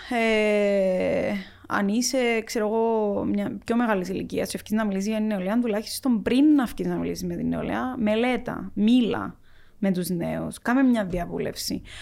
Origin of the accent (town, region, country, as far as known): Cyprus; accent: Cypriot Greek; also born or lived in Athens